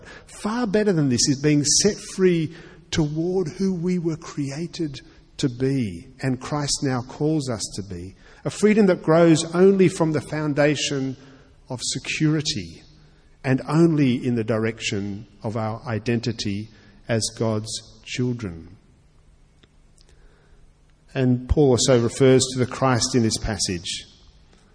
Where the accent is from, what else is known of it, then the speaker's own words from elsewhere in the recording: Australia; I'm also an Australian